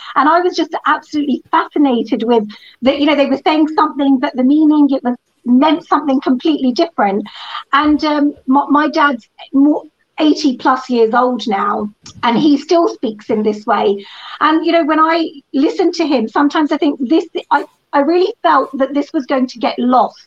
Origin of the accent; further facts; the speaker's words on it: England, United Kingdom; was born and brought up in England